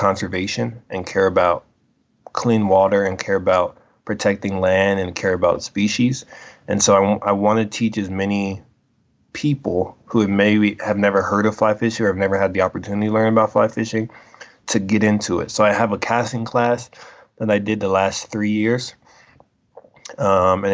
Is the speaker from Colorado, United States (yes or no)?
yes; Colorado, United States; I was born and raised in Colorado